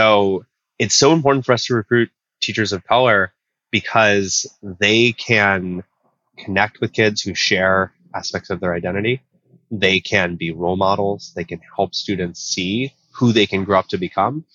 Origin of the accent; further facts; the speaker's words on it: Oakland, California, United States; now in Honolulu, United States; I live in Honolulu, Hawaii, which is a beautiful, amazing, wonderful place, although I'm originally from Oakland, California